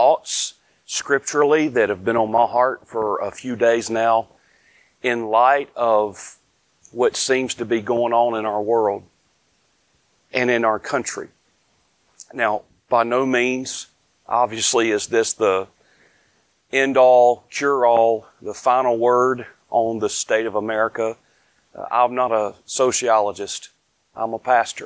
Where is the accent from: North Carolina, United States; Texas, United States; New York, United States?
North Carolina, United States; I'm from the South. Born, raised here in North Carolina